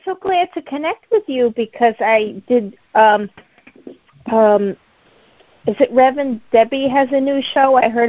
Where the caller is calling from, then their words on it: Boston suburbs, Massachusetts, United States; calling from the Boston suburbs.